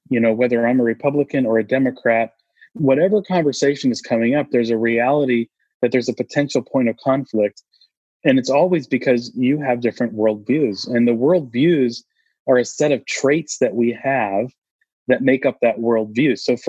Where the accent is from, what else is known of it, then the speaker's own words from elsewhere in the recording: Austin, Texas, United States; I'm from Austin here, and so we refer to the Alamo quite a bit.